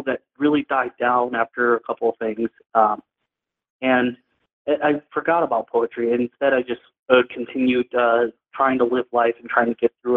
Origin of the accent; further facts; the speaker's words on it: New York City, New York, United States; moved away; also born or lived in Detroit, Michigan; I would consider myself a New Yorker since I grew up in the Bronx.